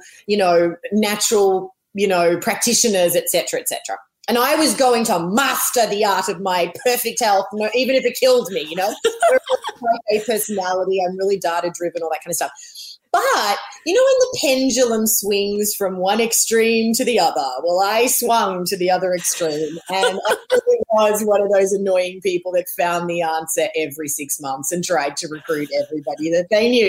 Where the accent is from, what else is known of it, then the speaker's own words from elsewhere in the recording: Melbourne, Victoria, Australia; moved away as an adult; also born or lived in Los Angeles / Missouri; I'm Australian. I grew up in Melbourne, but my family lived and worked all over the world. So I went to a lot of, some international schools